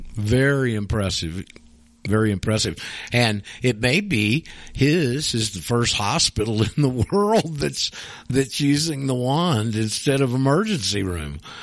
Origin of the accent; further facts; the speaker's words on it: the South, United States; I'm from the South